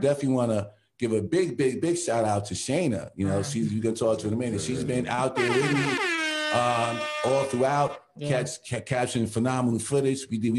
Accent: New York City, New York, United States; I grew up in Lafayette Gardens in Bed-Stuy

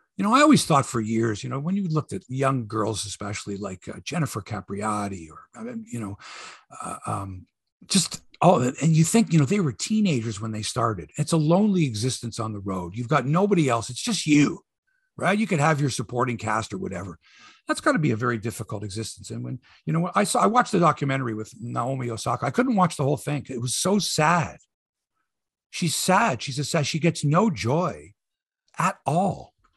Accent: Canada; I'm from Canada here

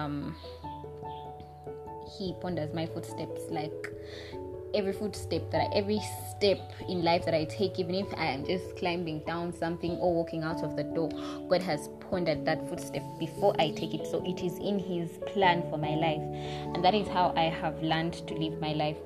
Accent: Uganda; we're not exactly American accent speakers in Uganda. We're British English

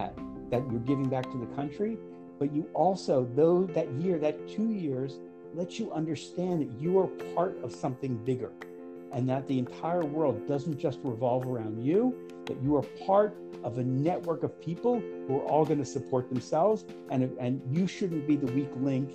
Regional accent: Israel; I didn't want to start, you know, forwarding information that we're from Israel.

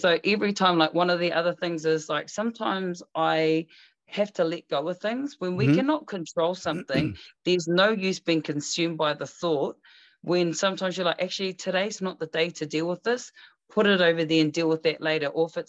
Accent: New Zealand; I'm a New Zealand Māori. I'm a Māori.

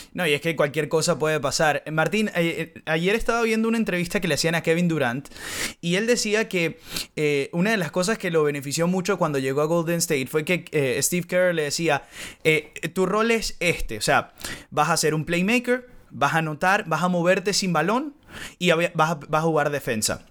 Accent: Venezuela; moved away as an adult; nosotros que crecimos en Venezuela y que hicimos hasta carrera profesional, hasta luego nos, nos, nos tocó emigrar

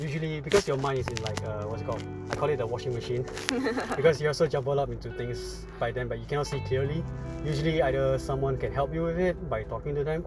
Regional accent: Malaysia; We're from Malaysia

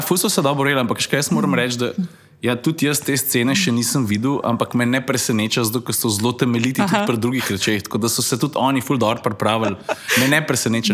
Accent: Lukovica, Central Slovenia, Slovenia; moved away as an adult; now in Styria, Slovenia; Jaz prihajam iz Lukovice, predomžalah. Tam sem živel prvih 30 let svojega življenja, potem sem se pa preselil na Štajersko, kjer sem še zdaj.

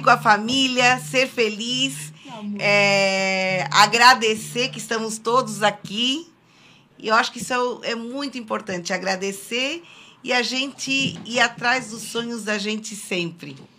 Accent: Mazatlán, Sinaloa, Mexico; first language Spanish; Portuguese is a second language; also born or lived in Laguna, Brazil; now in Brazil; Mazatlán, que, que é a minha cidade natal no México

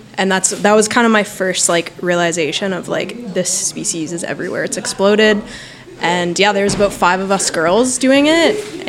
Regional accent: Canada; I'm from Canada.

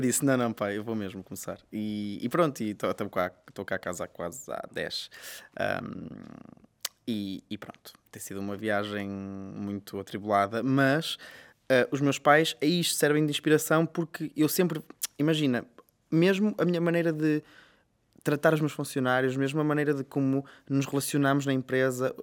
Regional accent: Vila Nova de Famalicão, Norte, Portugal; also born or lived in Guimarães; Eu sou de Famalicão e fui estudar para Guimarães

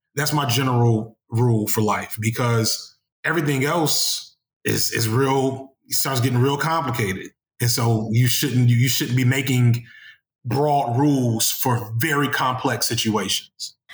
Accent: Chicago, Illinois, United States; I'm from Chicago

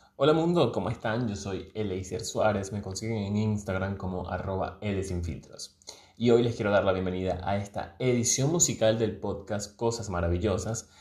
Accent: La Victoria, Aragua, Venezuela; como ribense, eh, em, no sé si sea el gentilicio, pero espero que sea así. O como victoriano, o como victoriano

